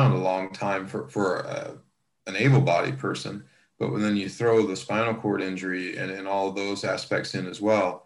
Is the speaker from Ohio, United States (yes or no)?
yes; Columbus, Ohio, United States; moved away; at Ohio State University at my hometown.